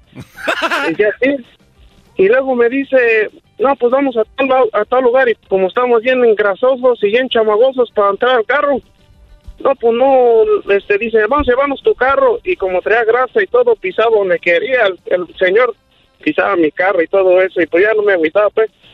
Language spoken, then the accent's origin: Spanish; Paracho, Michoacán, Mexico; now in Morganton, United States; somos de allá de mero de Paracho, Michoacán